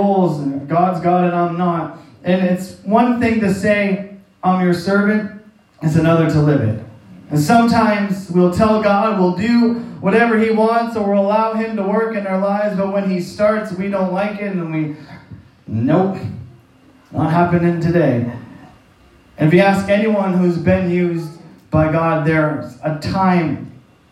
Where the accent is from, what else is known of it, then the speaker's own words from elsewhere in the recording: Canada; moved away; I'm from St. John